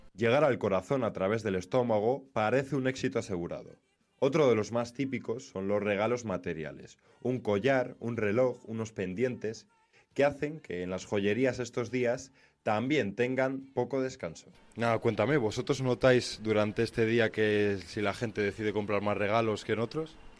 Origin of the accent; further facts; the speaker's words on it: Spain; los españoles no somos